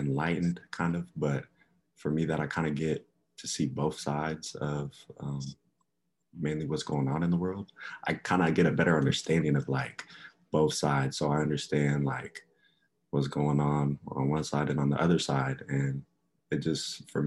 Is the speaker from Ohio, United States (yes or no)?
yes; Columbus, Ohio, United States; originally, I'm from Columbus, Ohio, the 614.